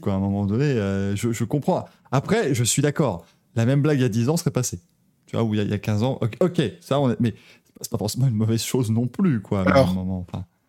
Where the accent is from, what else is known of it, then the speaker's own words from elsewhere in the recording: Belgium; j'ai grandi en Belgique